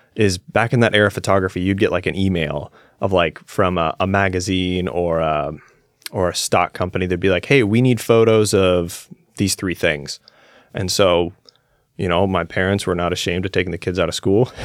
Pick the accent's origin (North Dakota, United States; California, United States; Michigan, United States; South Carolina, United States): California, United States; Claremont; I grew up, I was born in a little town called Claremont. It's like thirty miles southeast of Los Angeles